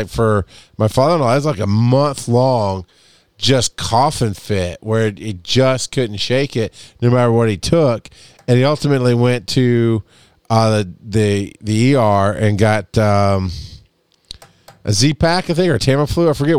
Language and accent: English; Georgia, United States; I've lived in Georgia most of my life.